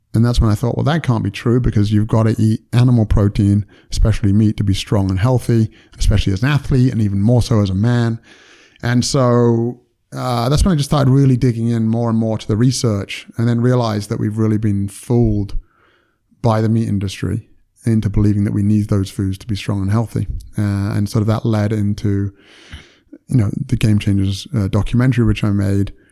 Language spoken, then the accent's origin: English; United Kingdom; moved away as an adult; now in United States; I'm British and, and, you know, from the U K